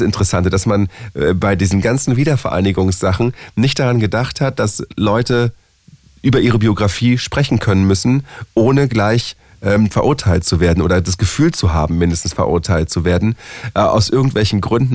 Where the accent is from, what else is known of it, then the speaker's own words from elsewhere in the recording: Berlin, Germany; also born or lived in Charlottenburg, Berlin / Friedrichshain, Berlin / Pankow, Berlin; ich bin ja im Osten der Stadt aufgewachsen und geboren und wohne jetzt äh, aber im tiefsten Westen der Stadt